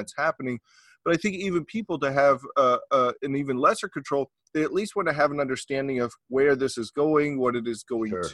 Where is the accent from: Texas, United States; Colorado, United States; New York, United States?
Texas, United States; I'm from Texas